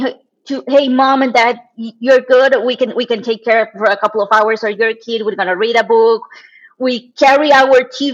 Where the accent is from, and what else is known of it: Mexico; born or raised there; moved away as an adult; also born or lived in China; now in Monterrey, Mexico